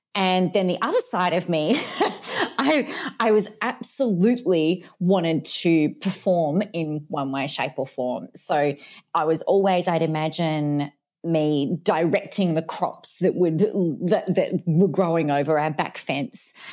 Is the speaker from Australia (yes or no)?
yes; Adelaide, South Australia, Australia; now in Mildura, Australia; originally hailed from the big, bold city of Adelaide in Australia